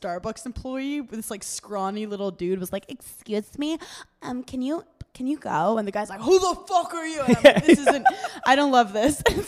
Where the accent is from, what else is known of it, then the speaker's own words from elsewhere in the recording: New York City, New York, United States; as a New Yorker, I'm hyper aware of people around me.